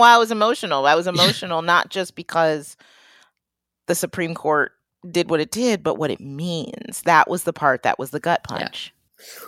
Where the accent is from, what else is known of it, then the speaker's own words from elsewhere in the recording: Detroit, Michigan, United States; moved away; also born or lived in Boston; my real hometown too, Detroit